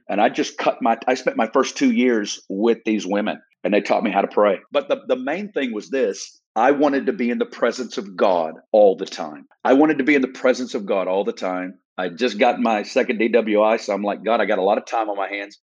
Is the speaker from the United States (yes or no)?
yes; Northwest Arkansas, United States; I'm from Northwest Arkansas, originally. And so from a little town in Northwest Arkansas, probably about 30 minutes south of Fayetteville and little town of 3000